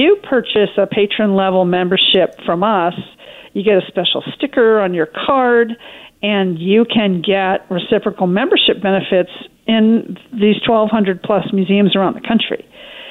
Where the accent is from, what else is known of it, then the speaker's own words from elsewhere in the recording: Portland, Oregon, United States; also born or lived in Northern California; now in Newport, United States; I grew up in Portland, went to OSU for both degrees